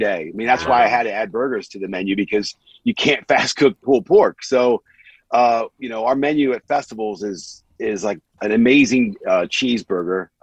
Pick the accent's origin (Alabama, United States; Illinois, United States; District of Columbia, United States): District of Columbia, United States; Washington; moved away as an adult; also born or lived in Gaithersburg, Maryland; now in England; I was born and raised in Washington, D.C., and then, you know, eventually in a suburb called Gaithersburg, Maryland. Came over here about 20-something years ago